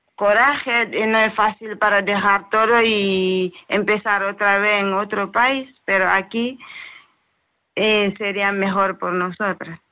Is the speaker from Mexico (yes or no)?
no; Sierra Leone; Spanish is a second language; moved away as an adult; now in Spain; yo soy de Sierra Leona